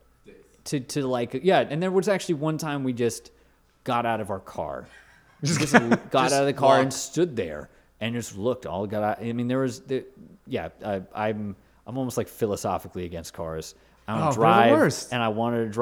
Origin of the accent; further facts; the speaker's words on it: Los Angeles, California, United States; also born or lived in Woodland Hills; now in Brooklyn, United States; I grew up in the San Fernando Valley